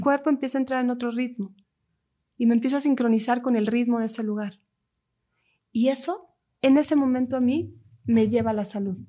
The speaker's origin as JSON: {"language": "Spanish", "area": "Lake Atitlán", "region": "Sololá", "country": "Guatemala", "tie": "born or raised there", "said": "mi tierra, Guatemala. Hay un lago en Guatemala que es mi lugar sagrado, que es donde yo crecí"}